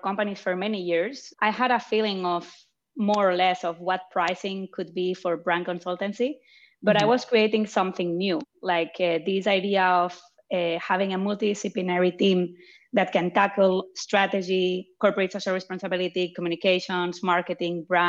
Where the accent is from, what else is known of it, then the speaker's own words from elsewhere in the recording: Barcelona, Catalonia, Spain; also born or lived in France; now in Zurich, Switzerland; I was born in France, but grew up in Barcelona and living in Zurich right now